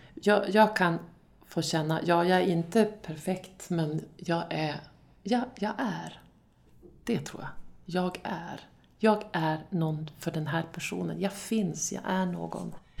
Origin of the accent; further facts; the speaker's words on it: Dorotea, Västerbotten County, Sweden; Dorotea då, där jag kommer ifrån